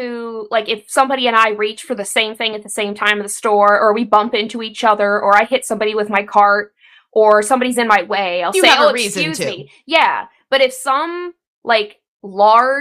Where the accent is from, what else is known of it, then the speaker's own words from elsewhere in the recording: Alabama, United States; I grew up in Alabama